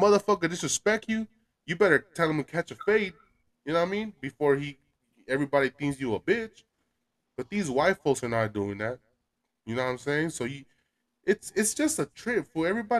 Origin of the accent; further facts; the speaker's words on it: Los Angeles, California, United States; I grew up in Mexico in the US, fucking Boyle Heights.